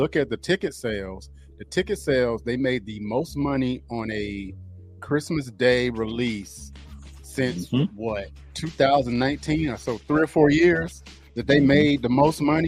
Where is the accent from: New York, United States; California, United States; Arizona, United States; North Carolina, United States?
North Carolina, United States; High Point; I am from High Point, North Carolina